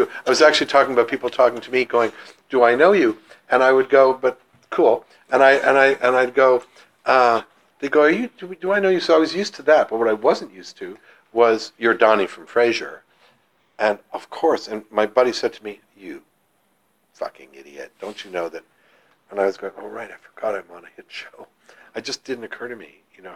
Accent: Ottawa, Ontario, Canada; also born or lived in Toronto; I was an actor in my hometown of Ottawa, and then in Toronto as a young actor.

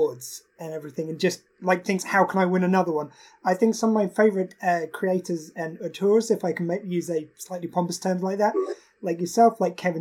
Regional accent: United Kingdom; As a British man

